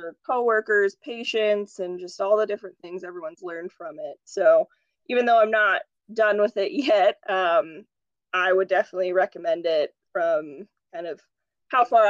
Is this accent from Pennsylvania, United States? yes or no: no; Jackson, Wyoming, United States; moved away as an adult; also born or lived in Bozeman, Montana / Omaha, Nebraska; I grew up in Jackson, Wyoming